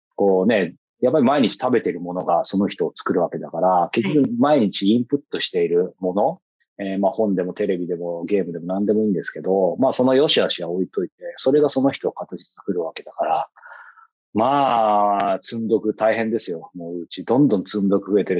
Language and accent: Japanese; Yokohama, Kanagawa, Japan; 僕の地元の横浜